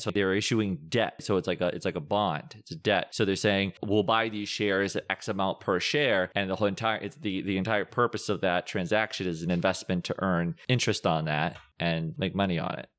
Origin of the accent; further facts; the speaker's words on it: Bridgewater, Massachusetts, United States; also born or lived in Rhode Island; I was born, raised in Bridgewater, Massachusetts